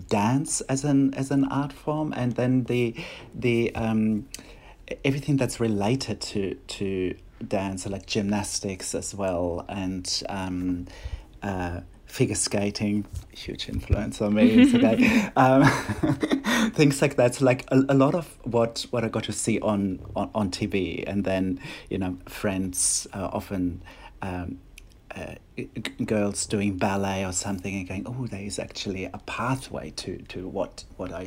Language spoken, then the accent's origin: English; Bonn, North Rhine-Westphalia, Germany; first language German; English is a second language; moved away as an adult; also born or lived in Berlin, Germany; now in Sydney, Australia; I was born in Germany, and where I grew up. And then much later I came to Australia.